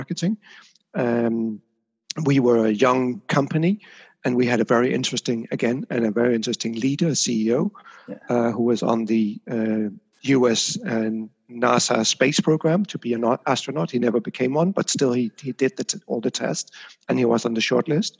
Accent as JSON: {"language": "English", "country": "Denmark", "tie": "born or raised there", "moved": "yes", "lives_now": "Amsterdam, Netherlands", "said": "I grew up in Denmark."}